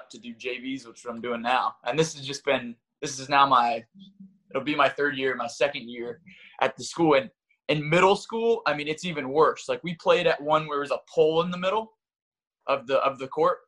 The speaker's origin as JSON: {"language": "English", "region": "North Carolina", "country": "United States", "tie": "born or raised there", "also_born_or_lived": "Fort Greene, Brooklyn, New York", "moved": "yes", "lives_now": "New York City, United States", "said": "I grew up in North Carolina"}